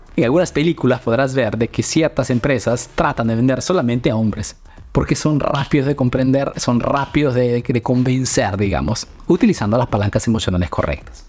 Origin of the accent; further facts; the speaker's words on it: Peru; now in Italy; soy un emprendedor peruano que vive, hace negocio en Italia